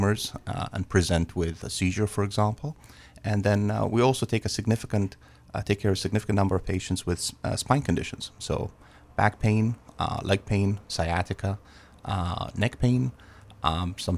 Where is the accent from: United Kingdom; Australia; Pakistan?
United Kingdom; England; moved away; I grew up in England